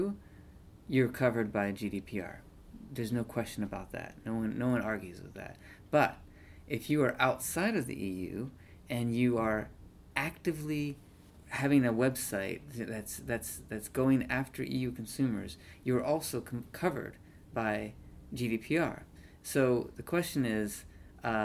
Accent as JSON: {"language": "English", "town": "Chicago", "region": "Illinois", "country": "United States", "tie": "born or raised there", "moved": "yes", "said": "I'm from Chicago. So I wanted to look at my hometown newspaper"}